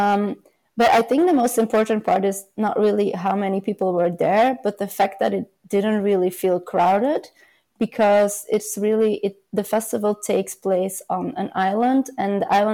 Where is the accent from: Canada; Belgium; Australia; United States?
Belgium; mostly in Belgium, my home country